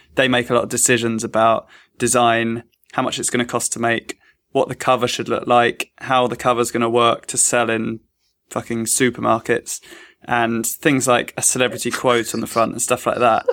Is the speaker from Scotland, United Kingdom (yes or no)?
no; London, United Kingdom; I'm from East London